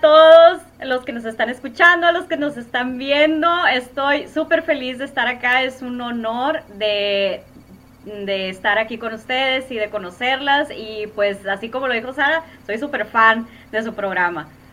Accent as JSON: {"language": "Spanish", "town": "Hermosillo", "region": "Sonora", "country": "Mexico", "said": "soy originaria de Hermosillo, Sonora"}